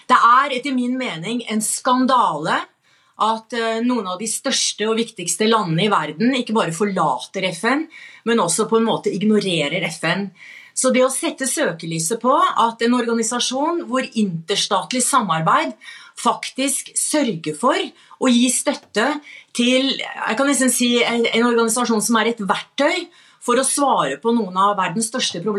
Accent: Norway; fordi, jeg er norsk

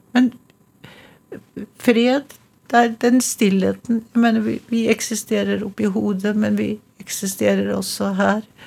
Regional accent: Trondheim, Trøndelag, Norway; accent: trønder; first language Norwegian; also born or lived in Little Norway (Canada) / New York; now in Oslo, Norway; det kommer fra Trondheim, og denne lille trønderslengen henger ved

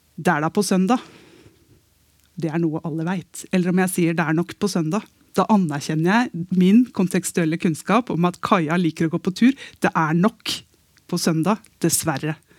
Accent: Eastern Norway, Norway; Jeg sitter her som østlending

